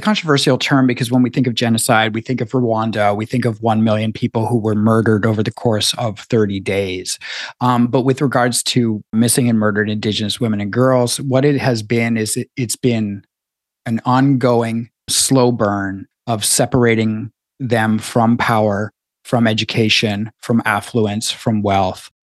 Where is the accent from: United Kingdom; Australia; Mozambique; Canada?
Canada; as a Canadian